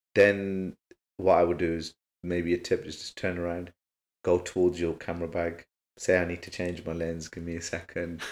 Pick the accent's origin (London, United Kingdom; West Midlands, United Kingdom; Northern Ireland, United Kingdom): West Midlands, United Kingdom; Birmingham; Born and bred in Birmingham